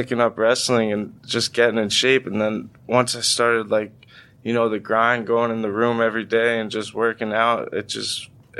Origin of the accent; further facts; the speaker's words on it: Spring Lake, New Jersey, United States; I grew up in Spring Lake, New Jersey, a little beach town in Monmouth County